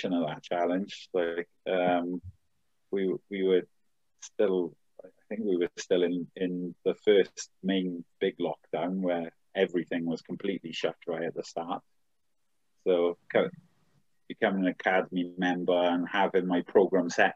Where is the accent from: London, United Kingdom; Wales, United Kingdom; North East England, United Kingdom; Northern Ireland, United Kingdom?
Wales, United Kingdom; Swansea; I'm from Swansea.